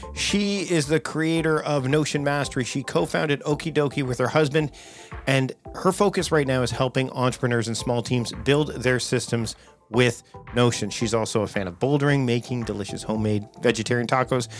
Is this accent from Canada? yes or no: yes; Canada; I'm Canadian